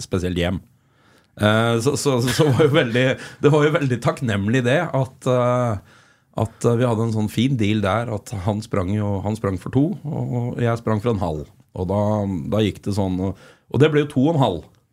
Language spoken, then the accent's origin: Norwegian; Flisa, Innlandet, Norway; som smågutt eh, vokste opp på Flisa